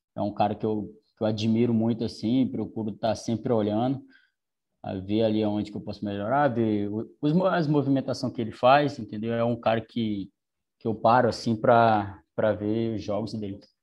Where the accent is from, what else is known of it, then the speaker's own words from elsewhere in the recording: Tailândia, Pará, Brazil; moved away; also born or lived in Goiânia / Rio de Janeiro / Porto Alegre; acabei optando em voltar para o Pará, para minha cidade natal, que é Tailândia